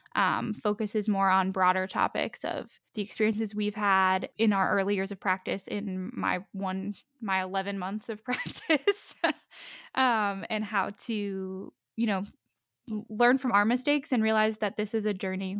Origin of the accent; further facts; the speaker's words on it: Pittsburgh, Pennsylvania, United States; also born or lived in Ohio / Columbus, Ohio; now in Columbia, United States; I am originally from Pittsburgh, Pennsylvania